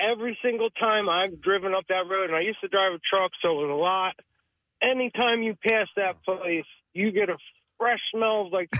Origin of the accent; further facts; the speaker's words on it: New Jersey, United States; So growing up in South Jersey area